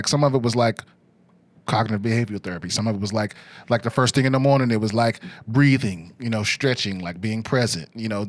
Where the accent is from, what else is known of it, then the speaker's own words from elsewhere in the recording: Maryland, United States; I'm from D.C., Maryland.